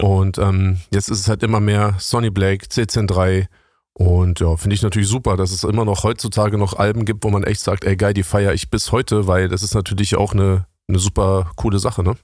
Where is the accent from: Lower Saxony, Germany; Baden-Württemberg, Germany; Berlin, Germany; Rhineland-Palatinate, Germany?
Berlin, Germany; also born or lived in Bonn; Ich bin in Bonn geboren, bin aber mhm. im Säuglingsalter nach West-Berlin gekommen